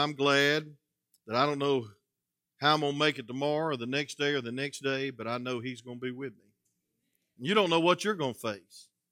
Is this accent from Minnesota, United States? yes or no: no; South Georgia, United States; I'm from South Georgia